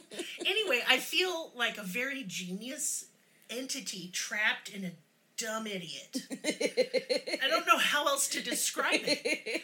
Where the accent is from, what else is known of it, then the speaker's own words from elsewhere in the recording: Oklahoma, United States; And I was in Oklahoma schools.